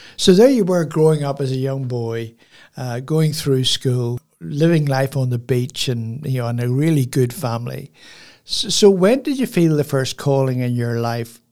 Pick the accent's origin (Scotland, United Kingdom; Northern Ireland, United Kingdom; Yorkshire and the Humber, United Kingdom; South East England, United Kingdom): Northern Ireland, United Kingdom; Belfast; now in Port Macquarie, Australia; I grew up in Belfast, which is a, you know, city